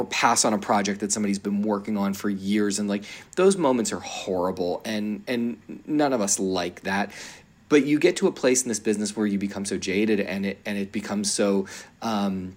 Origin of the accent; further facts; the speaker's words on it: Philadelphia, Pennsylvania, United States; I grew up in Philly